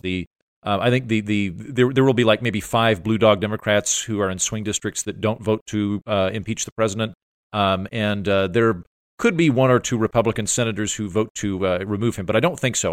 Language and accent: English; Oklahoma, United States; I'm from Oklahoma